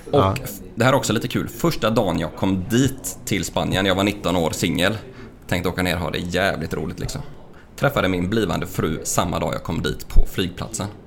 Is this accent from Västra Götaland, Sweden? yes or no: yes; Lysekil, Västra Götaland, Sweden; Eh, jag kommer från Lysekil eh, från början.